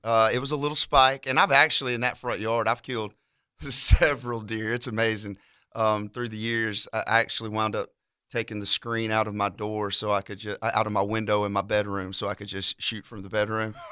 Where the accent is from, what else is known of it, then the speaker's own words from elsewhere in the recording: near Montgomery, Alabama, United States; from pretty close to Montgomery. I had to tell people Montgomery because if I tell them the actual town I'm from, they'll never find it